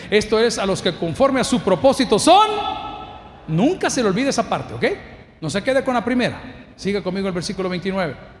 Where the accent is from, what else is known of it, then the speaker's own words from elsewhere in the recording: El Salvador; Yo soy salvadoreño